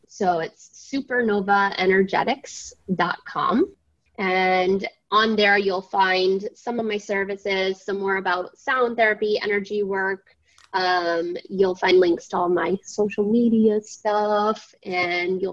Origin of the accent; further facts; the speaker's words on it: Southern Maine, United States; moved away; I'm from Southern Maine